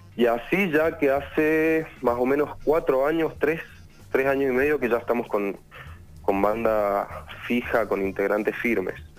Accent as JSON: {"language": "Spanish", "town": "Luján de Cuyo", "region": "Mendoza", "country": "Argentina", "said": "Somos de Mendoza, Luján de Cuyo"}